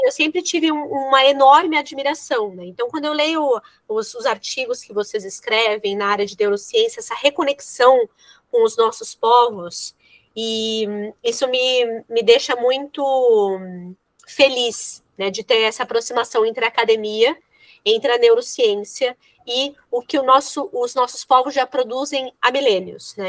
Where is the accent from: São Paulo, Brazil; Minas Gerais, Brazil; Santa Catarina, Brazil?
São Paulo, Brazil; moved away as an adult; now in Rio Grande do Sul, Brazil; eu sou de São Paulo, né? Eu moro aqui no Rio Grande do Sul desde 2012.